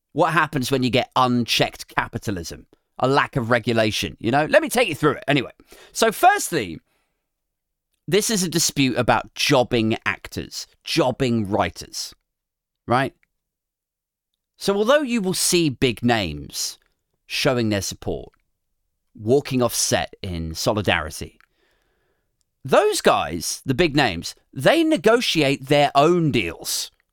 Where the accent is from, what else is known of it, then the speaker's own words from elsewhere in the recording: United Kingdom; we're British